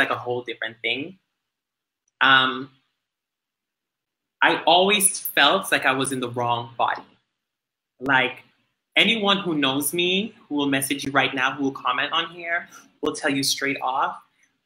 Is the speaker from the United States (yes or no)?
no; Dominica; moved away; growing up in Dominica, you know, we're very religious driven